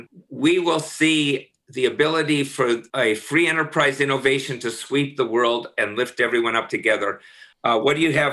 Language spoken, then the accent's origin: English; Minnesota, United States; I'm from Minnesota.